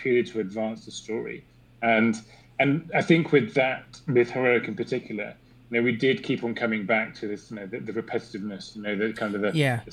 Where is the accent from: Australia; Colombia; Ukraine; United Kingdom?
United Kingdom; England; as an Englishman